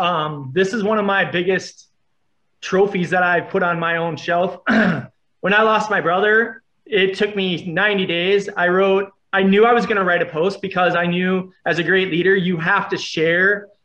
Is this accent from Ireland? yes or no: yes; Ireland; Plus I'm Irish. Yeah. So I had to get that out of me.